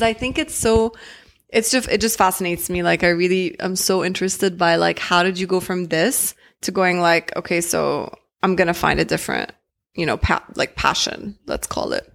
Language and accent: English; Jeddah, Makkah Province, Saudi Arabia; moved away; I grew up in Jeddah